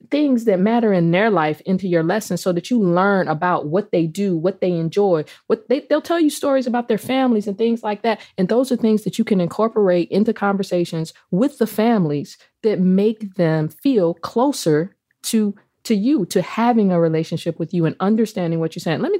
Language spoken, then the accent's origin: English; Jamaica; yeah, I'm Jamaican.